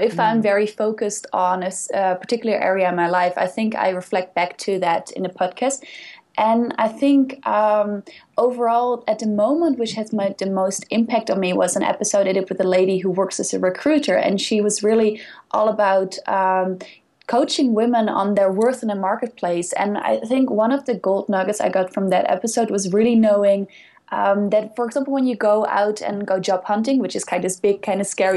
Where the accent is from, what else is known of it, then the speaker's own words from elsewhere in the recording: Netherlands; English is a second language; moved away; I'm from the Netherlands, and we are very, very active people. Basically, we bike everywhere